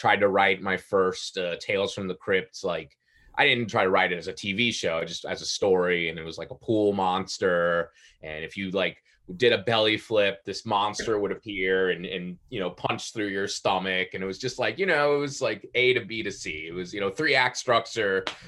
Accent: Palm Beach County, Florida, United States; I grew up in Palm Beach County

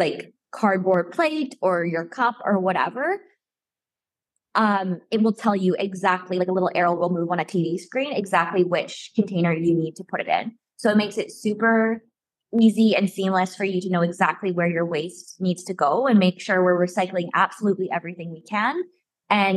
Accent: Alberta, Canada; moved away as an adult; now in Montreal, Canada; I'm from Alberta and I moved to Quebec for this job

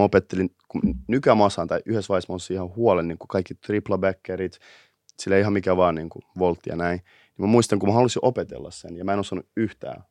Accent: Helsinki, Uusimaa, Finland; mä oon kasvanut itä Helsingissä.

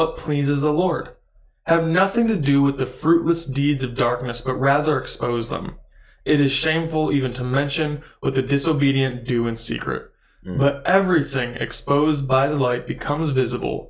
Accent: Midwest, United States; we're from the Midwest

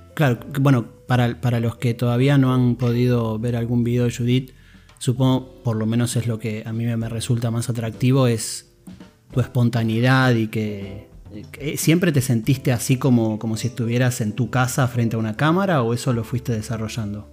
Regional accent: Argentina; accent: Argentine; mi acento argentino

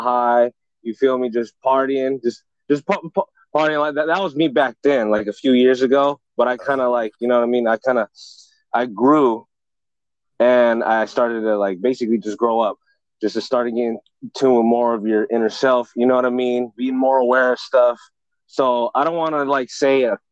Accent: Pittsburg, California, United States; born or raised there

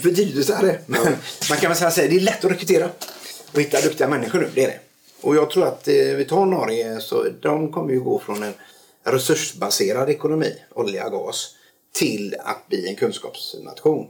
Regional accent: Stenungsund, Västra Götaland, Sweden; also born or lived in Norrland; now in Tjörn, Sweden; hamnade i Stenungsund när jag var års tioårsåldern

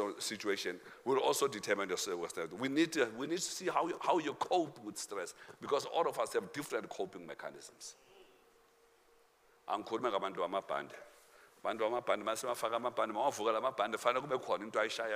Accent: South Africa; we are South African

